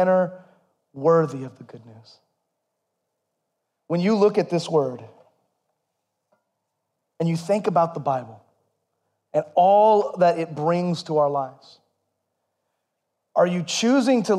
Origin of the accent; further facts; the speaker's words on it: United States; We're all Americans